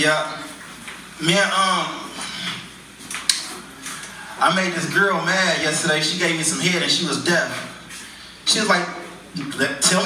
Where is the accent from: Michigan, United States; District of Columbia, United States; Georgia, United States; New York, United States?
Michigan, United States; Detroit; I'm from Detroit. It's so cold out there, I seen Superman catching a cab one day. Growing up poor in Detroit